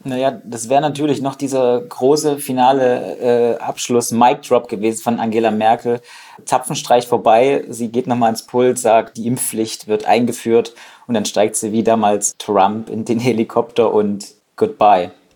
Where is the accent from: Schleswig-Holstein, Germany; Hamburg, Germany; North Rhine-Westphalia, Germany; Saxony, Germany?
Saxony, Germany; ich komme ja aus Sachsen